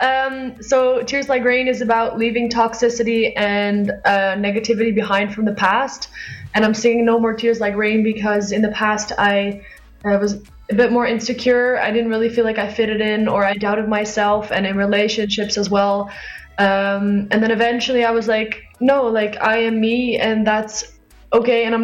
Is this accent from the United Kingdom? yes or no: no; Zandvoort, North Holland, Netherlands; in Zandvoort we have a lot of German tourists or uh, yeah people come in. So I've heard a lot of German growing up